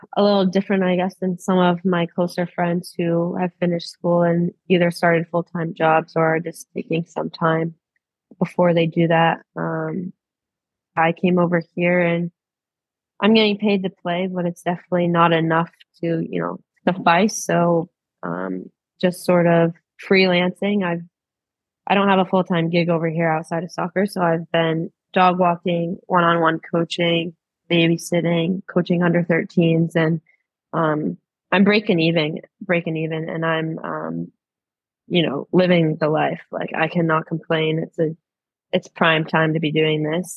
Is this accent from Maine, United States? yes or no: yes; Maine, United States; moved away as an adult; now in Australia; I've grown up on the coast back home